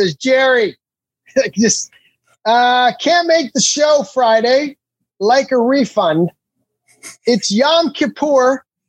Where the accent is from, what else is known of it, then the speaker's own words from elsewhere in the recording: Canada; Because I say I'm a Canadian celebrity, and that's that right there.